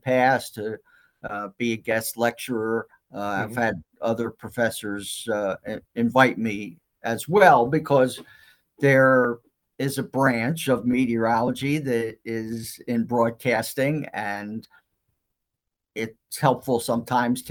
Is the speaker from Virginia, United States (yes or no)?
no; Philadelphia, Pennsylvania, United States; I was born and raised in Philadelphia